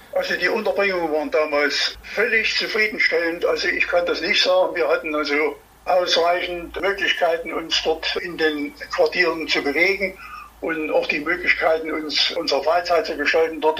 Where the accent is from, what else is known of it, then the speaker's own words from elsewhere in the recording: Erfurt, Thuringia, Germany; ich bin Erfurter